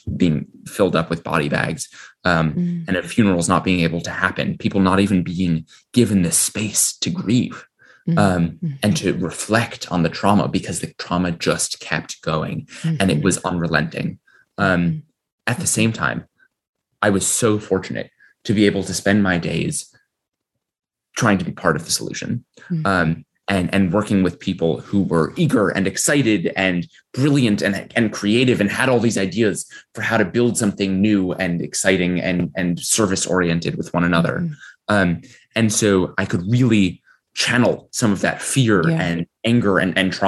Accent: New York, United States; I was born in New York. I hope to die in New York

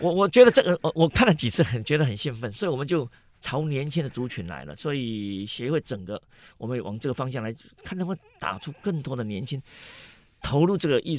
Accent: Tainan, Taiwan; now in Taipei, Taiwan; 我台南人，我台南人，我回不去啊，我这一直在台北啊，

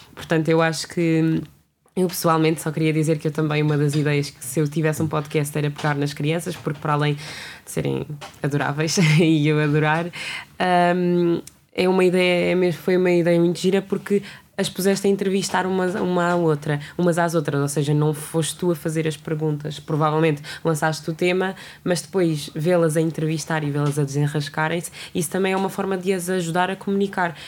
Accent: Almada, Setúbal, Portugal; eu sou aqui perto, mas pronto, já é considerado Sul, sou da Almada

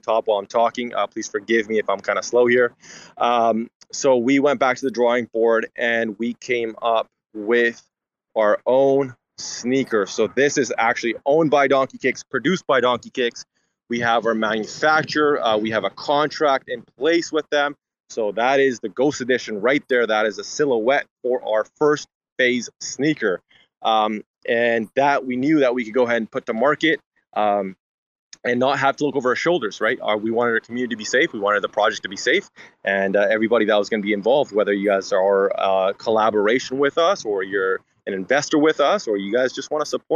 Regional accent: Vancouver, British Columbia, Canada; We're from Vancouver, BC, Canada

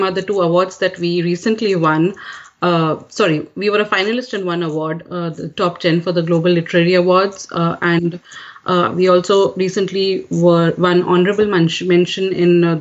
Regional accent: Kuwait; also born or lived in India; now in United States; I'm an Indian raised in Kuwait, and now I'm raising American kids.

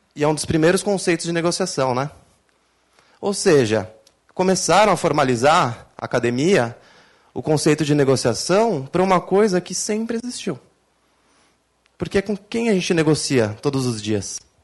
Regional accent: Brazil; eu sou brasileiro

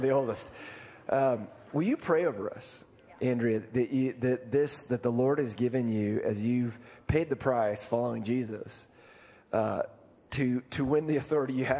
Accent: Iowa, United States; I'm from Iowa

